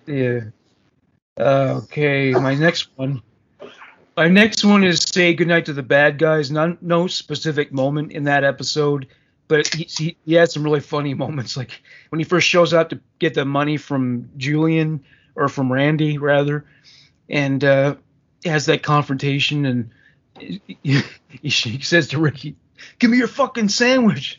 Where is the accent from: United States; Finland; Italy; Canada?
Canada; as a Canadian